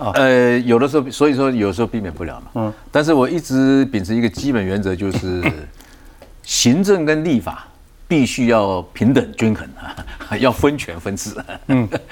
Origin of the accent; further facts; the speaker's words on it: Taiwan; 从小在农村的客家家庭长大的